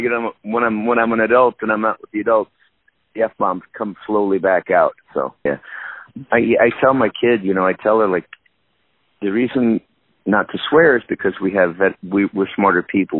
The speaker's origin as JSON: {"language": "English", "region": "Minnesota", "country": "United States", "tie": "born or raised there", "also_born_or_lived": "San Diego, California / West Palm Beach, Florida"}